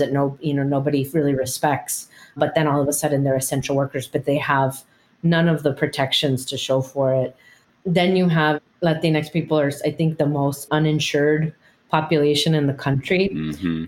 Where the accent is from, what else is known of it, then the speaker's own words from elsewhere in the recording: United States; I'm the daughter of immigrants, but I was born in the United States. I identify as Chicana.